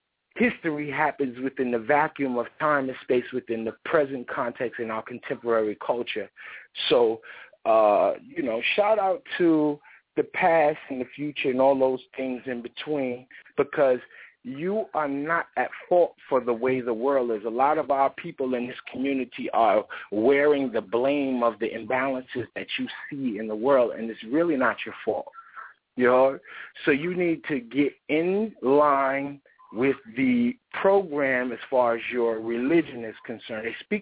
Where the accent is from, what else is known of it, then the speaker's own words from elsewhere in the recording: Chicago, Illinois, United States; born there; And I was born in Chicago.